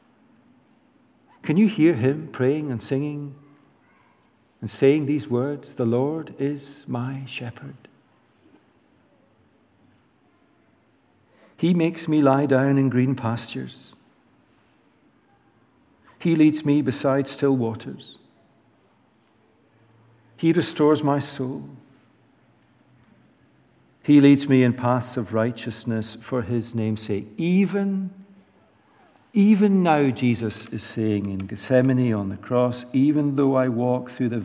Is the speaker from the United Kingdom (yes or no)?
yes; Edinburgh, Scotland, United Kingdom; grew up in Holyrood Abbey in Edinburgh singing this psalm